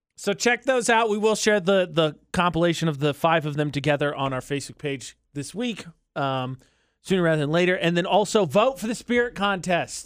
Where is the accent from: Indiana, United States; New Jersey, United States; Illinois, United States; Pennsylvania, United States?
Indiana, United States; moved away; Brazil, Indiana, which is a city in my home state